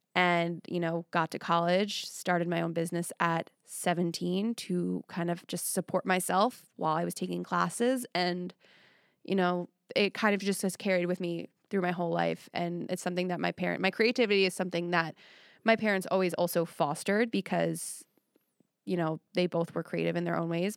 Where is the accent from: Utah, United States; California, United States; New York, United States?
New York, United States; Long Island; now in Nashville, United States; on Long Island, but where I was at, it was a lot of working class